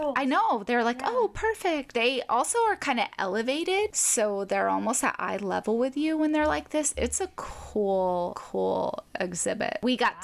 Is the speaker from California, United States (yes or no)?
no; Arkansas, United States; moved away; growing up in Arkansas